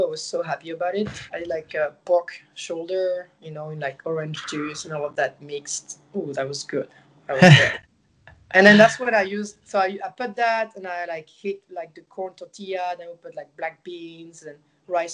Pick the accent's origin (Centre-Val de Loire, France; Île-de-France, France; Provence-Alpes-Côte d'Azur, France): Provence-Alpes-Côte d'Azur, France; Marseille; English is a second language; moved away as an adult; now in United States; I'm from Marseille and we have like a lot of culture from like the Mediterranean like food